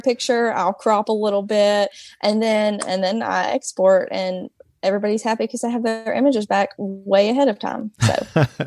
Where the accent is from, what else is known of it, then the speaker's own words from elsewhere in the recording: Hartselle, Alabama, United States; So I'm from Hartsel. It's a small town, um, in North Alabama